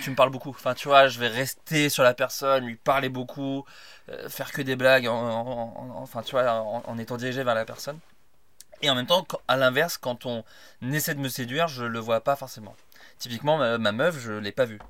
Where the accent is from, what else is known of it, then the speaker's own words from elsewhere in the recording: Burgundy, Bourgogne-Franche-Comté, France; moved away; J'ai grandi en Bourgogne